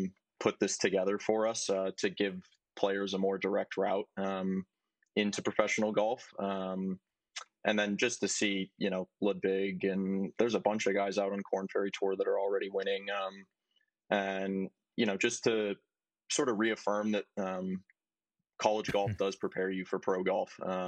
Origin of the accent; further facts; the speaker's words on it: Maine, United States; Yeah, basically I would hang the clubs up for the winter and play hockey.